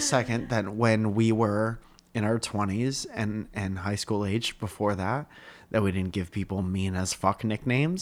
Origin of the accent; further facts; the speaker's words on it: Stratford, Connecticut, United States; We're from Stratford